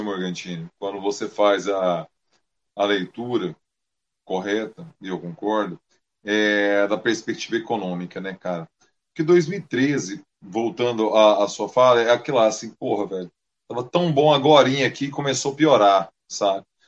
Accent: Central-West Brazil, Brazil; accent: caipira (R puxado), roceiro; o nosso sotaque, que antes era tirado, hoje ele, é, ele é, é, um quê de orgulho, principalmente perante os sertanejos, entendeu? Do R puxado

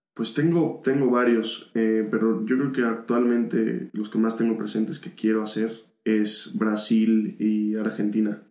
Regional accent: Mexico; yo que soy mexicano

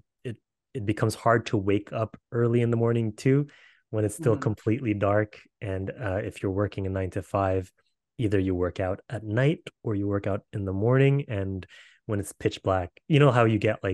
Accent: Canada; we're from Canada

